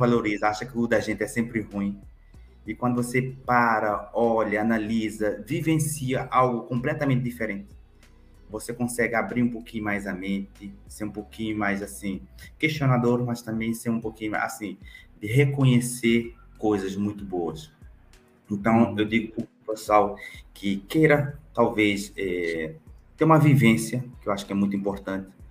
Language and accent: Portuguese; Cape Verde; now in Brazil; Eu sou cabo-verdiano, africano, que atravessou o Atlântico e que foi acolhido por esse país fantástico que eu amo muito, que é meu, o Brasil